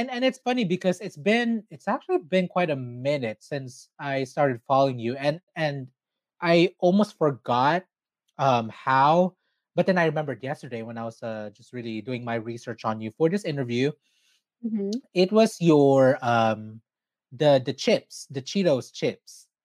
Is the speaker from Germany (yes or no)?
no; Philippines; especially being Filipino, Filipinx, Filipina, whatever you want, whatever you choose to identify as